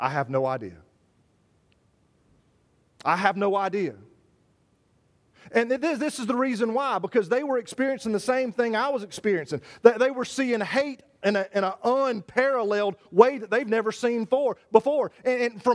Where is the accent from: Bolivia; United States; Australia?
United States; also born or lived in Savannah, Georgia; I am an American